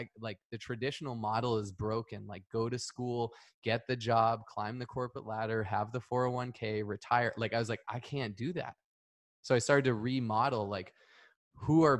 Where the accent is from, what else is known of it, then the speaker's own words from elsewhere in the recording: Northeast, United States; moved away; I grew up in the Northeast